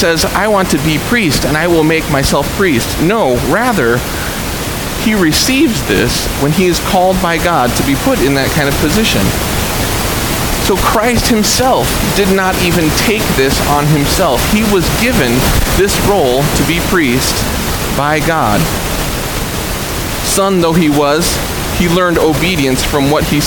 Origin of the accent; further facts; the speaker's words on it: Dearborn, Michigan, United States; I'm from Dearborn